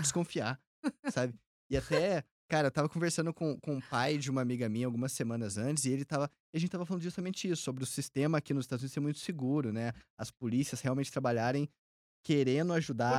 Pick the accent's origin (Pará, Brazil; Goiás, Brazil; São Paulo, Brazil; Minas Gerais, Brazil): Minas Gerais, Brazil; moved away as an adult; now in Tampa, United States; eu que sou mineiro